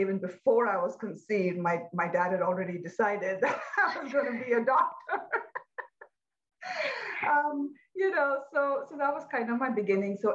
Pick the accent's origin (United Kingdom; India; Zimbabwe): India; I was born in India, pretty traditional middle-class family